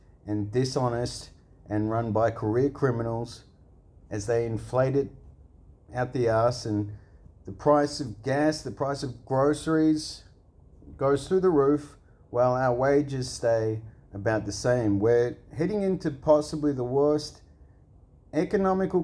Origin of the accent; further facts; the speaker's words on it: Australia; I'm from Australia.